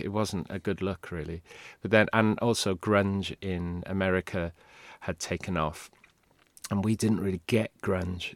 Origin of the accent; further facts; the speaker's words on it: Swansea, Wales, United Kingdom; first language Welsh; English is a second language; moved away; I grew up in Swansea, where there were no bands ever came to play